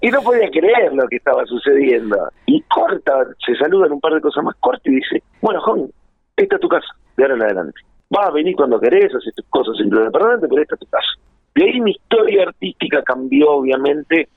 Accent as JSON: {"language": "Spanish", "town": "Junín", "region": "Buenos Aires Province", "country": "Argentina", "tie": "born or raised there", "moved": "as an adult", "said": "yo soy nacido en Buenos Aires, pero obviamente mi familia es de Junín, mi padre y mi madre, y nos venimos a vivir a Junín"}